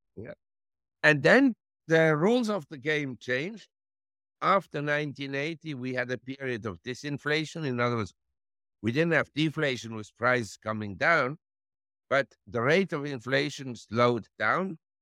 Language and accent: English; Switzerland; moved away as an adult; also born or lived in Geneva / Zurich / London / New York; now in Thailand; I was born in Switzerland and grew up in Switzerland, in Geneva and Zurich